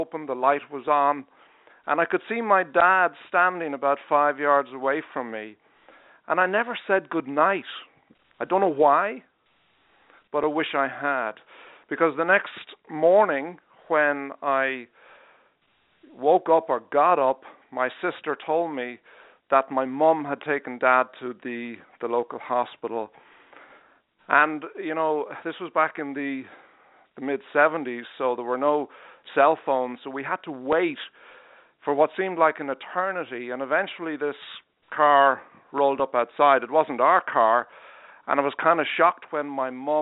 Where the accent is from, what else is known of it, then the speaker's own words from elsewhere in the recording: Dublin, Leinster, Ireland; moved away as an adult; now in Charleston, United States; I'm from Dublin in Ireland.